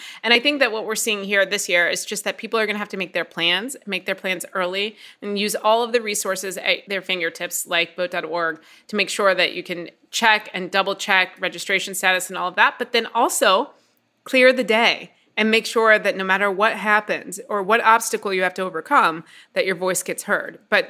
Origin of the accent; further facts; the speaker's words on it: Midwest, United States; I grew up in the Midwest